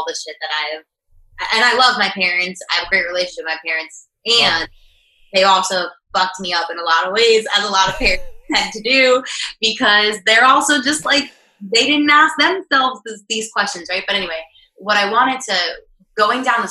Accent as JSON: {"language": "English", "town": "Pembroke Pines", "region": "Florida", "country": "United States", "also_born_or_lived": "Gainesville, Florida", "moved": "as an adult", "lives_now": "Austin, United States", "said": "I'm originally from South Florida."}